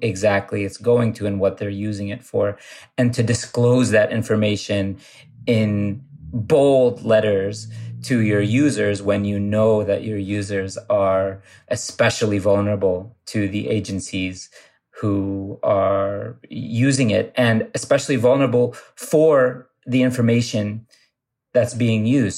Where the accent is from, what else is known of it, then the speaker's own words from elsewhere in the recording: Ohio, United States; I grew up in Ohio, and I grew up going to a mosque that was sort of the center of the community where I grew up